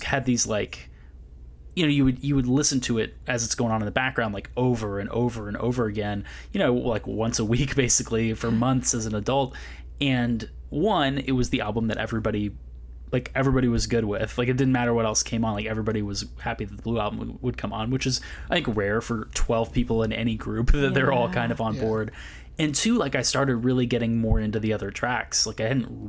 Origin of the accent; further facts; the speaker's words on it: Berkeley, California, United States; also born or lived in Santa Barbara; I grew up in Berkeley, California.